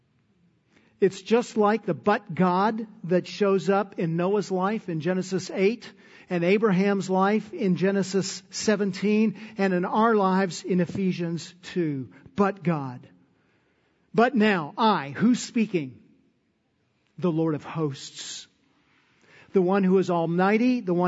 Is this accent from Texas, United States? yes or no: yes; Texas, United States; that's my inheritance for being a Texan